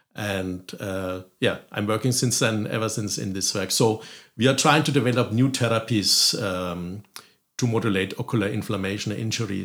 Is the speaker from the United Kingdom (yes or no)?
no; Germany; moved away as an adult; also born or lived in France / Berlin; now in Galway, Ireland; I'm originally from Germany